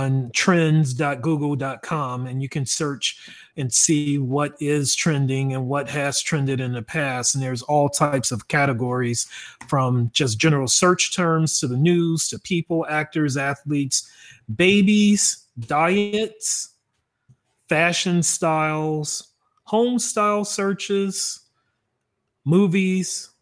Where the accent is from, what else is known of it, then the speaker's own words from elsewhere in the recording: Dallas, Texas, United States; I am from Dallas, Texas